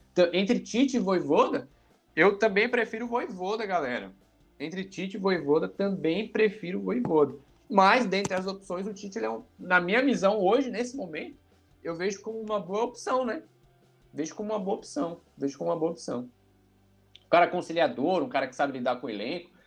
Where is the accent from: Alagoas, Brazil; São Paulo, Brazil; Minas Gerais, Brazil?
Alagoas, Brazil; sou de Alagoas, do meu querido Nordeste